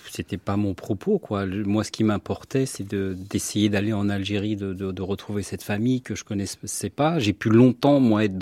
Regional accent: France; il me dit, t'es quoi toi bah, Je suis français.

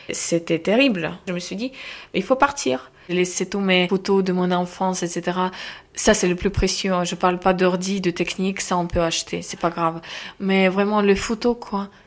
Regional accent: Kharkiv, Kharkiv Oblast, Ukraine; accent: de l'Est; French is a second language; moved away as an adult; also born or lived in Arras / Amiens; now in France; vous venez d'où j'ai dit Ukraine.

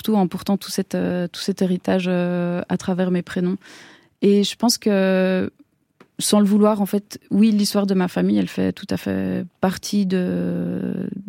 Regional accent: Switzerland; born there; Et moi, je suis née en Suisse, voilà, qui est une une enfance qui est complètement complètement différente.

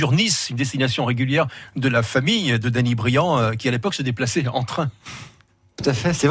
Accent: Tunisia; born or raised there

